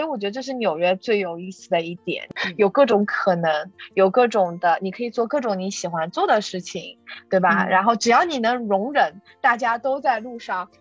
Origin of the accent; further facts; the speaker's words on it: Shanghai, China; moved away as an adult; also born or lived in Washington, D.C.; now in New York, United States; 我从小呢，就是在大城市长大的，就是，呃，上海